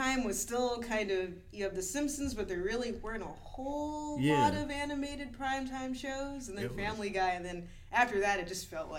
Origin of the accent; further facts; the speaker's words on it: Houston, Texas, United States; moved away; I grew up in Texas, so I'm watching that. I grew up in Houston